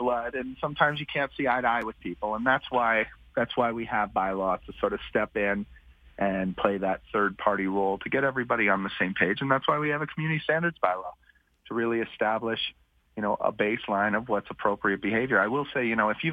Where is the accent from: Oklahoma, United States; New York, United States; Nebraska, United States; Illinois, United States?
New York, United States; New York City; now in Calgary, Canada; I grew up in New York City in the 1980s